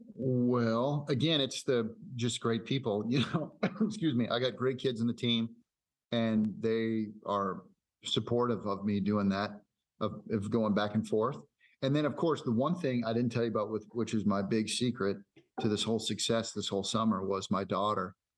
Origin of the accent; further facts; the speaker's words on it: Fridley, Minnesota, United States; I grew up in Fridley, it's just right up the road.